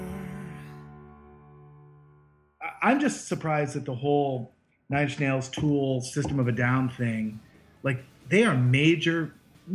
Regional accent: Columbus, Ohio, United States; growing up in Columbus and Ohio

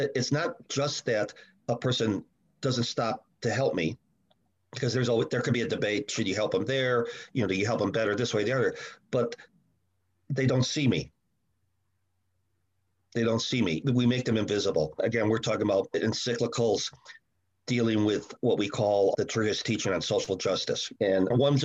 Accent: Chicago, Illinois, United States; I grew up in Chicago in the 60s and 70s, very strong union towns with a strong Catholic base

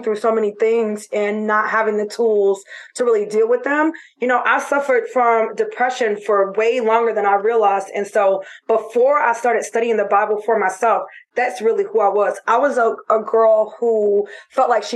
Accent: Florida, United States; moved away; I'm from Florida

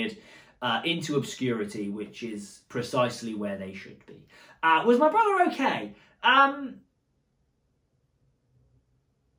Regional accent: Bournemouth, South West England, United Kingdom; moved away as an adult; now in Braintree, United States; I grew up in Bournemouth

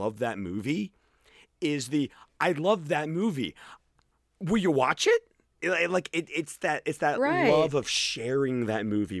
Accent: Birmingham, Alabama, United States; you how many times people ask me where I'm from, and I'm like, Birmingham. And they're like, no, but where are you originally from? Birmingham. Oh, you don't sound Southern at all.

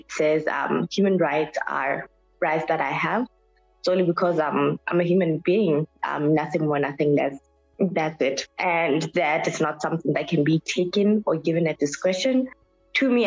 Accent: Mohale's Hoek, Lesotho; now in Pretoria, South Africa; I am from Lesotho in a district called Mohalisuk in the south. So I am Lesotho born and bred, but I'm currently in South African Pretoria.

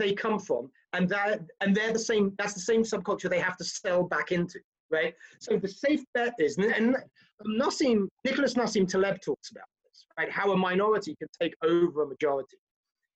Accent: United Kingdom; now in United States; I live in America, I'm an American as well as a Brit

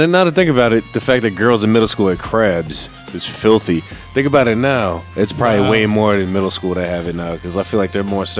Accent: United States; For a while, we were just going to cheap beer because we're American.

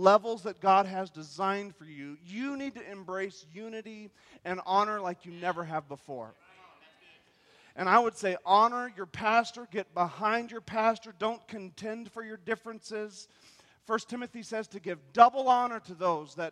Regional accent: North Idaho, United States; we're from North Idaho, we don't mean we're from South Idaho.

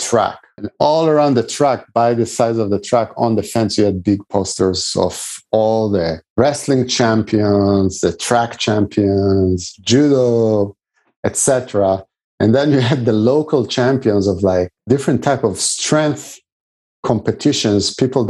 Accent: Israel; when I grew up in Israel at some point with the national team, we had a Russian coach as well

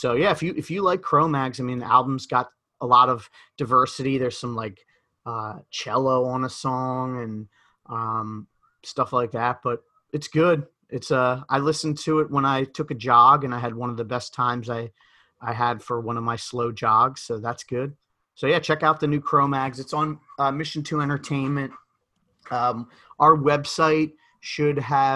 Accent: Philadelphia, Pennsylvania, United States; accent: Philadelphia; my Philadelphia accent

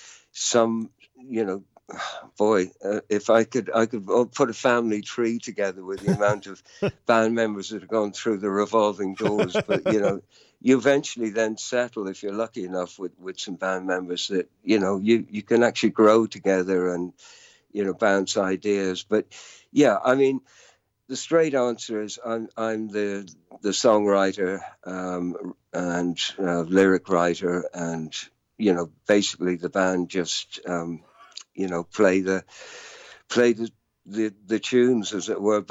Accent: Dublin, Leinster, Ireland; now in London, United Kingdom; I grew up in Dublin, although being born in London, but from the age of two. So I really consider myself more Irish than, you know, English

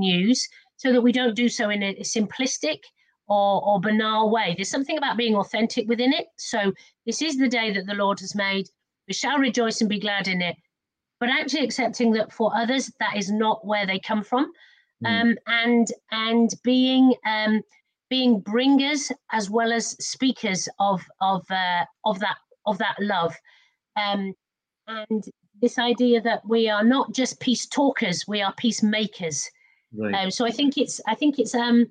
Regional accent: Wales, United Kingdom; when I was a very small child, I was brought up in in the Mother Church of Nonconformity in Wales

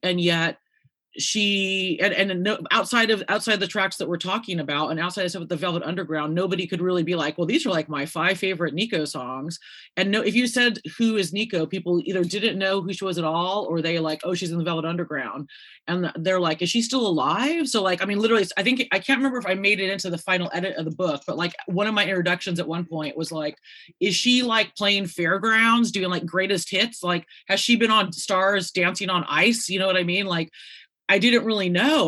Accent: Santa Cruz, California, United States; moved away as an adult; I'm just a simple girl from Santa Cruz, California

